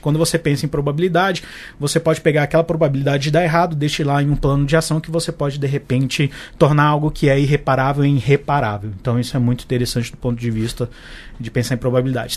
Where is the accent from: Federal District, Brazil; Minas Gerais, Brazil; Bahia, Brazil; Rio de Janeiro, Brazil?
Federal District, Brazil; Brasília; eu sou de Brasília